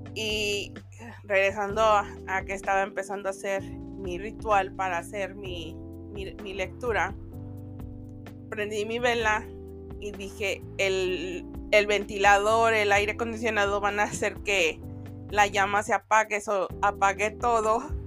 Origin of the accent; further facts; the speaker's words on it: Mexico; los que somos mexicanos